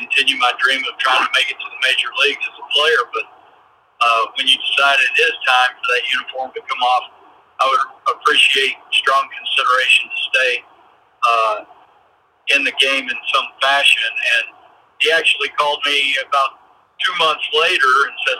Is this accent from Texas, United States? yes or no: yes; Texas, United States; moved away as an adult; growing up in Texas